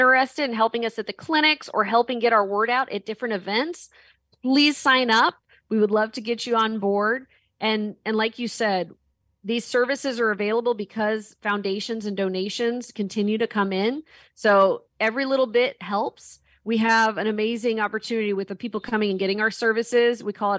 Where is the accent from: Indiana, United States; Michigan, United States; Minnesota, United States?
Indiana, United States; Indianapolis; moved away as an adult; now in Texas, United States; And I grew up around Indianapolis.